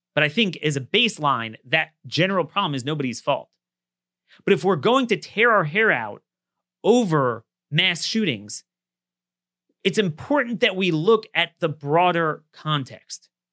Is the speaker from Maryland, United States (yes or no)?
yes; Baltimore, Maryland, United States; born or raised there